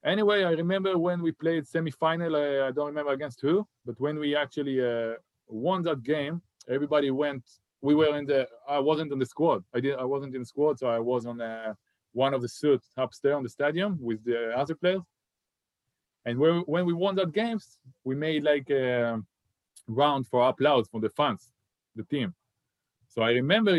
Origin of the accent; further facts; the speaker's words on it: Haifa, Haifa District, Israel; moved away as an adult; I grew up on my hometown and I was a big fan of Maccabi Haifa